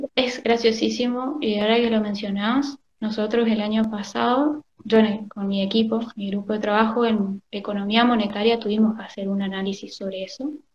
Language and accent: Spanish; Argentina; somos argentinos